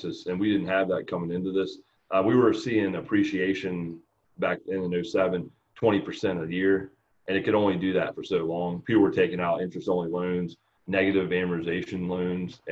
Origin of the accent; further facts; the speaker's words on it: Newport News, Virginia, United States; I grew up in Newport News, Virginia, town down near Virginia Beach.